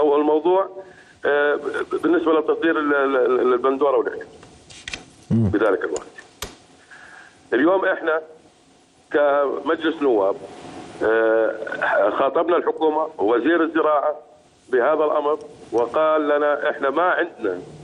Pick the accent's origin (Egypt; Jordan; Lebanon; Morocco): Jordan; احنا بالنسبه كاردنيين